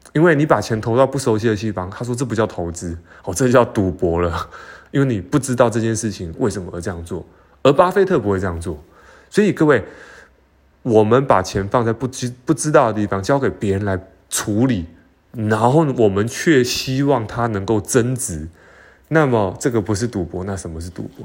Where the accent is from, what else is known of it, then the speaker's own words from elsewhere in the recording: Taiwan; 我们台湾人